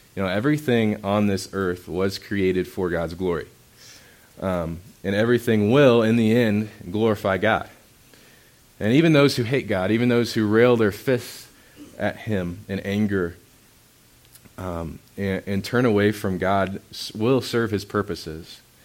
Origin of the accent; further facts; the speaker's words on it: Indiana, United States; moved away; I grew up in Indiana, so you look at creation and all you see is sky because everything's flat.